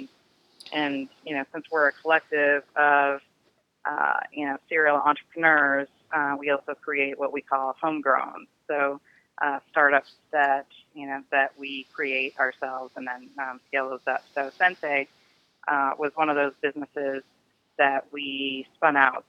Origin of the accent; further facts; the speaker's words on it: Detroit, Michigan, United States; now in Silicon Valley, United States; growing up in Detroit, I was also, the minority in that I was white